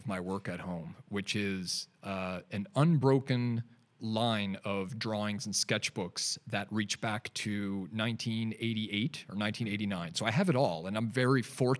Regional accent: Canada; now in Newcastle upon Tyne, United Kingdom; I'm a Canadian, if you couldn't tell from my weird accent. And just relocated over to Newcastle upon Tyne.

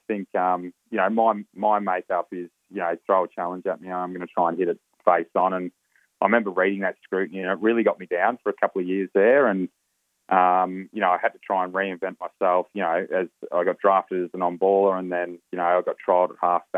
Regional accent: Echuca, Victoria, Australia; also born or lived in Moama, New South Wales; I'm from Echukamoama

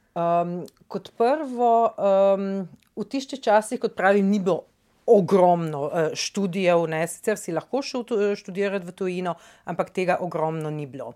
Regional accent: Nova Gorica, Goriška, Slovenia; prihajam iz Nove Gorice ne? in ja. v bistvu iz stanovanja vidim čez v Italijo

